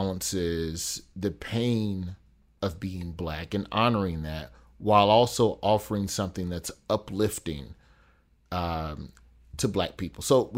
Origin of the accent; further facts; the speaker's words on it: the South, United States; Because I'm black and from the South, and I just saw a bunch of pastors.